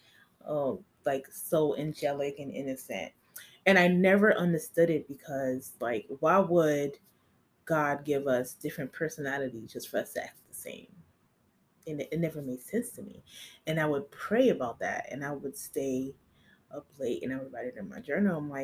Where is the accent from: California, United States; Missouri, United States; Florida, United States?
Florida, United States; Miami; I'm from Miami, and I know the hoods of the hoods.